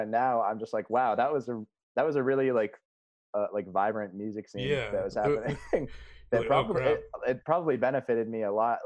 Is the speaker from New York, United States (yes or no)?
no; near Punxsutawney, Western Pennsylvania, United States; now in Pittsburgh, United States; I'm kind of from like near Punxsutawney